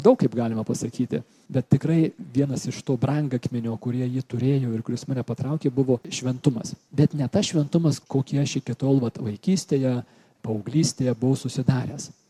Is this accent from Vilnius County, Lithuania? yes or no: no; Kaunas, Kaunas County, Lithuania; Aš esu toks grinas sovietmečio vaikas, užaugau Kaune, 68 gimimo esu ir mūsų šeimoje tikėjimas turėjo savo nedidelę vietą per kūčias, per Velykas, kažkas trupučiuką į mišes